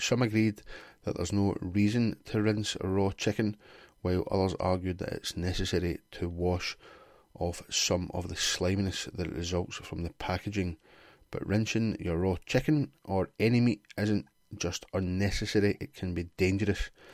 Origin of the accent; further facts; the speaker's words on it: Glasgow, Scotland, United Kingdom; I'm from Glasgow